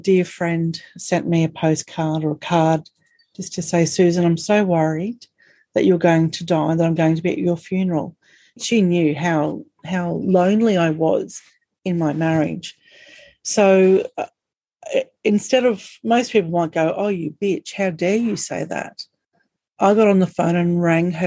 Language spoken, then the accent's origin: English; Australia; accent: strine; we're Australian and we have this really strawny accent